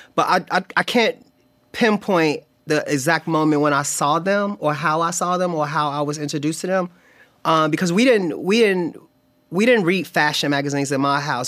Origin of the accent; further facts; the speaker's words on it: Chicago, Illinois, United States; moved away; I'm from Chicago